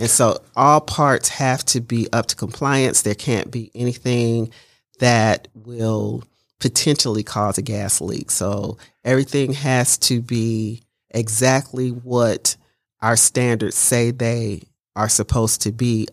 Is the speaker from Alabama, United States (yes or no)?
yes; Mobile, Alabama, United States; moved away as an adult; also born or lived in Detroit, Michigan / Cincinnati, Ohio / Dayton, Ohio; I grew up in Mobile, Alabama. I was born in Detroit, Michigan.